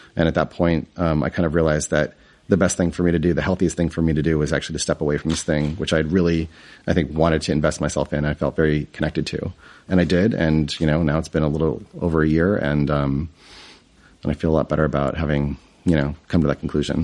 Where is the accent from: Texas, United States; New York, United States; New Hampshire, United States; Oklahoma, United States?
New Hampshire, United States; I grew up in New England, um, in New Hampshire, which is a pretty small state